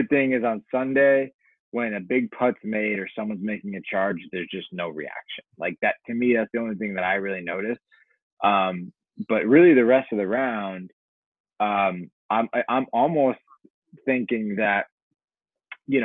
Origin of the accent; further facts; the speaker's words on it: Hartford, Connecticut, United States; my hometown in Hartford, Connecticut